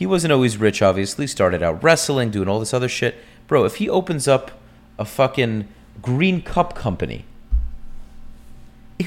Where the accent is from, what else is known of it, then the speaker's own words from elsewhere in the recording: United States; I'm American